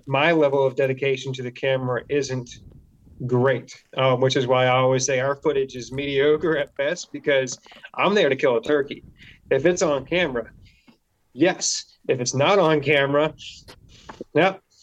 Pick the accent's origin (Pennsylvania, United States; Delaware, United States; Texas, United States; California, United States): Delaware, United States; also born or lived in South Carolina; I grew up in Delaware. It's not pretty here